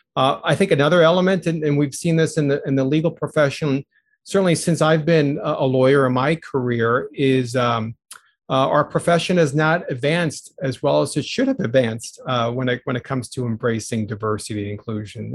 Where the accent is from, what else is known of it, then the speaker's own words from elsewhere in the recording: New York City, New York, United States; also born or lived in Chicago area; now in Chicago, United States; I grew up in the New York City area, was born in the Bronx